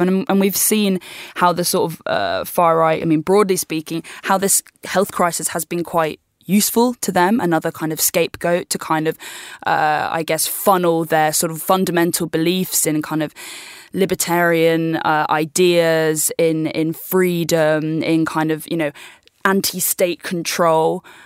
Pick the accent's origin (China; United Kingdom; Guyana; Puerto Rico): United Kingdom; I'm from the U K, and I just get to stay where I'm from